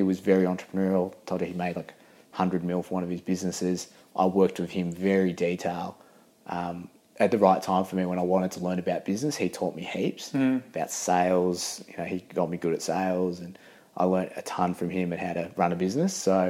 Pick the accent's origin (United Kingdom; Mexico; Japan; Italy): United Kingdom; England; born there; I was born in England originally